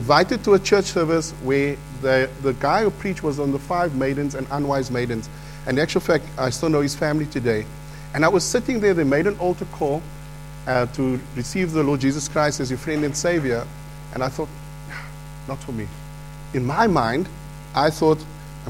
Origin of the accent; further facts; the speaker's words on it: Cape Town, Western Cape, South Africa; Part of my life was growing up in the Cape Flats